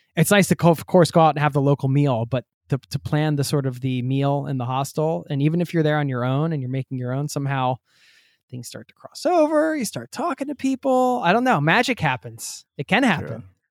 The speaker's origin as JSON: {"language": "English", "country": "United States", "said": "the US, my home country"}